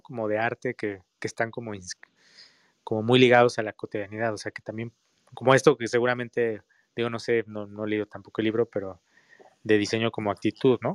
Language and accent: Spanish; Mexico; nosotros como mexicanos